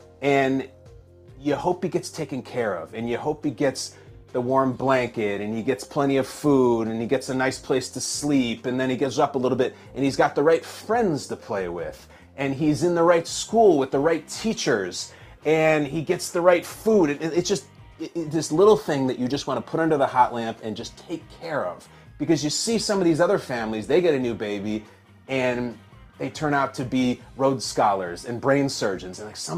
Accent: Chicago, Illinois, United States; I'm born and raised in Chicago

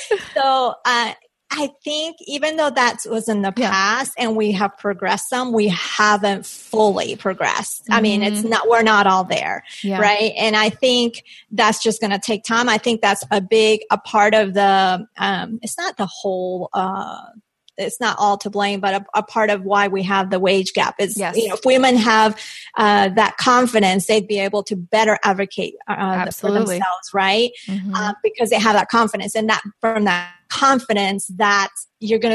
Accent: Colombia; moved away; I'm from Colombia. So that's like just was ingrained in me, that negotiate you when you buy

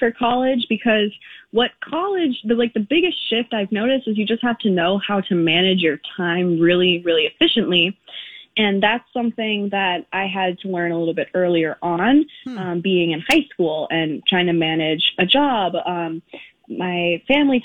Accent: Minneapolis, Minnesota, United States; we are from Minneapolis

